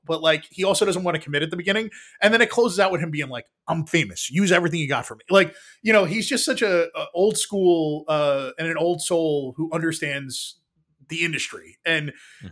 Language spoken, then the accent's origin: English; New York City, New York, United States; I grew up in New York City